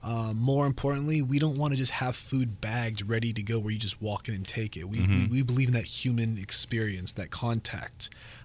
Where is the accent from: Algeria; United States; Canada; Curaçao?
United States; moved away as an adult; also born or lived in Los Angeles, California / Las Vegas, Nevada / Portland; now in Valparaiso, United States; Born and raised in Los Angeles and Vegas, moved out here.